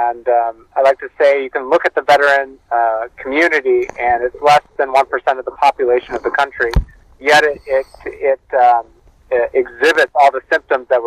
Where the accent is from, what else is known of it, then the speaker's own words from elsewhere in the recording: Milwaukee, Wisconsin, United States; my hometown of Milwaukee, Wisconsin